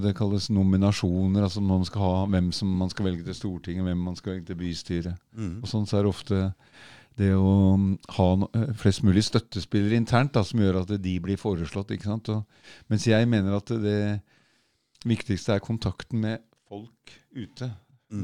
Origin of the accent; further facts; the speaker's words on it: Oslo, Norway; Jeg vokste opp på Kalbakken